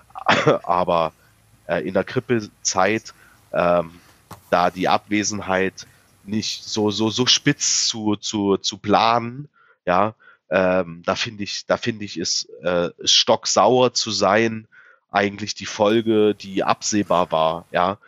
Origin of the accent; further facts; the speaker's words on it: Saxony-Anhalt, Germany; bei uns in Sachsen-Anhalt